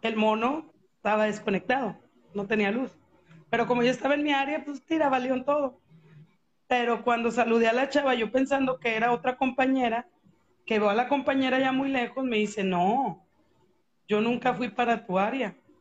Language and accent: Spanish; Guadalupe, Nuevo León, Mexico; yo ahí crecí aquí en Guadalupe